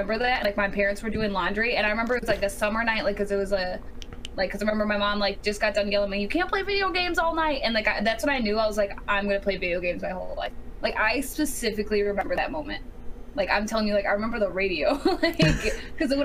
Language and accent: English; Indiana, United States; I'm from Indiana. Born and raised in the cornfields.